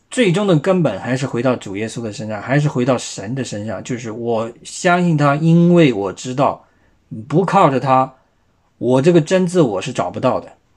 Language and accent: Chinese; China; 我们中国人也不少是基督徒啊